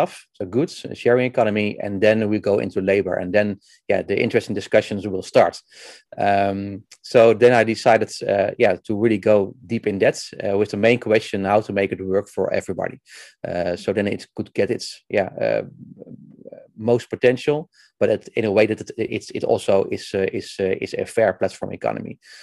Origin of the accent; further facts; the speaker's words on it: Netherlands; I'm from Netherlands. I live in Houten near Utrecht